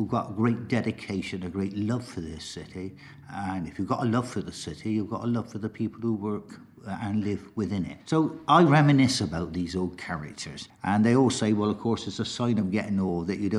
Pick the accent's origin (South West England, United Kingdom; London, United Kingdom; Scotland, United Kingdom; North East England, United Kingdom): South West England, United Kingdom; Bristol; I was born in Healfields, and I'm delighted that I still represent Healfields to this day